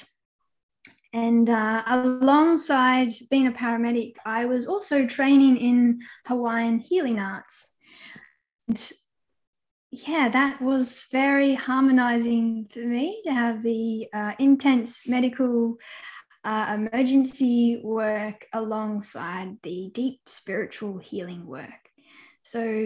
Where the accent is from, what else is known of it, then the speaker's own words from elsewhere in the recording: Australia; moved away; also born or lived in Central Australia / Southern Victoria; I'm normally between Central Australia and Southern Victoria